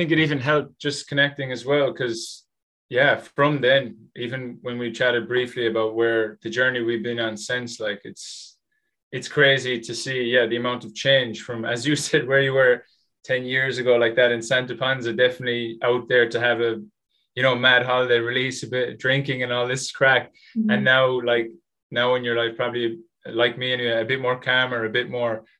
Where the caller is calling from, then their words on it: Limerick, Munster, Ireland; Yes. So right now, everybody, I'm coming from Limerick in Ireland, and I'm checking in saying hello.